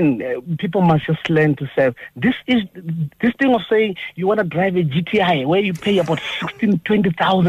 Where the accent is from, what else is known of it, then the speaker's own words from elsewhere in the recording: Zimbabwe; moved away as an adult; also born or lived in United Kingdom; now in Alberton, South Africa; I'm originally from Zimbabwe